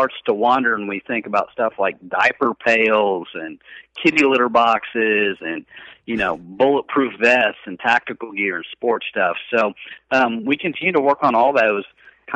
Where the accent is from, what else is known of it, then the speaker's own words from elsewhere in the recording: Kansas, United States; I grew up in Kansas